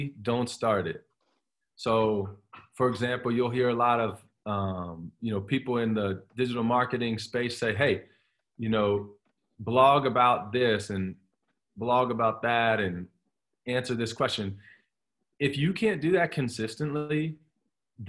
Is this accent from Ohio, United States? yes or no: yes; Columbus, Ohio, United States; now in Pennsylvania, United States; that's where I grew up in Columbus.